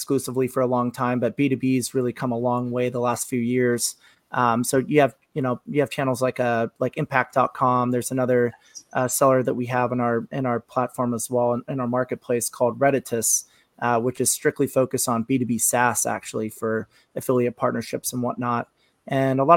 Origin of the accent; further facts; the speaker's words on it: Seattle, Washington, United States; I grew up in Seattle